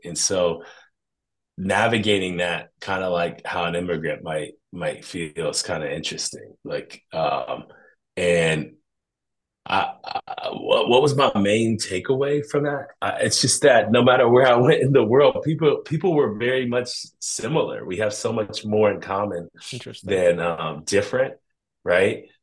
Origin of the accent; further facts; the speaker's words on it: Columbus, Ohio, United States; being from Columbus, Ohio